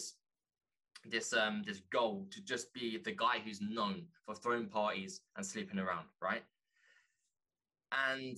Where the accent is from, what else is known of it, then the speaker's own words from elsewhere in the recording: London, United Kingdom; growing up in London